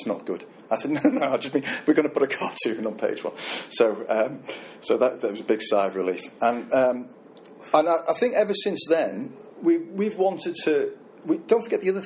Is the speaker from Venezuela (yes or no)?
no; Liverpool, North West England, United Kingdom; I'm from Liverpool